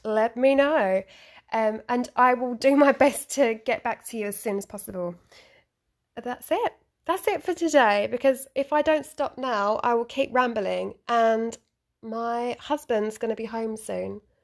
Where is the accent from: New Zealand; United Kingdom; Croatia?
United Kingdom; London; now in Japan; I'm from London. I am a London girl